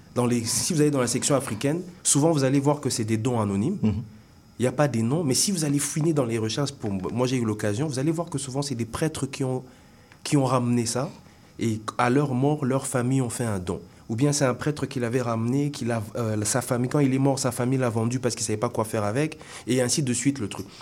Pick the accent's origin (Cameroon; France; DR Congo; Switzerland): DR Congo; Kinshasa; moved away as an adult; also born or lived in Bandundu / Katanga; now in Montreal, Canada; oui, je vis ici aujourd'hui, mais j'ai grandi euh, au Congo